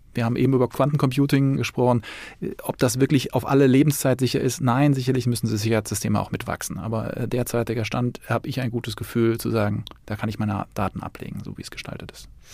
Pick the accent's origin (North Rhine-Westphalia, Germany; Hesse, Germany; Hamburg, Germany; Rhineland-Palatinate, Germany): North Rhine-Westphalia, Germany; Cologne; bei uns in Köln